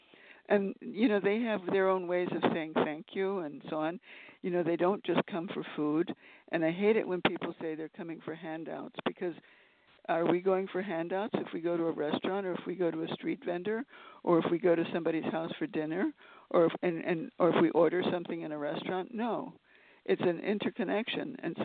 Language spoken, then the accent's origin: English; Mexico City, Mexico; also born or lived in Manhattan, United States; I was born here in Manhattan. And when I was 1 year old, my father went to work in Mexico City, and so he took the family there, my mother and me, and I grew up in Mexico.